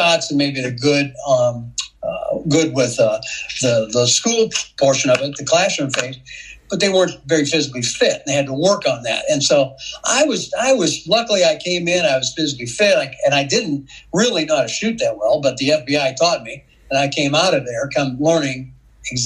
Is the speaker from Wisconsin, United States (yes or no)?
no; Rock Island, Illinois, United States; I grew up in Rock Island, Illinois